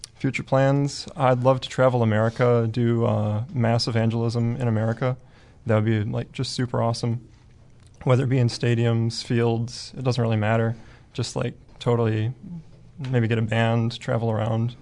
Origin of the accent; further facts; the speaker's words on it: Wisconsin, United States; moved away as an adult; now in Oklahoma, United States; I'm from Mays Manor, Wisconsin. Just a little small town up there